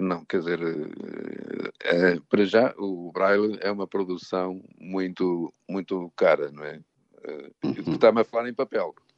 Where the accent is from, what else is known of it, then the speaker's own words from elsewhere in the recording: São João da Pesqueira, Norte, Portugal; now in Lisbon, Portugal; nasci em Ervedosa do Douro, o conselho é que é São João da Pesqueira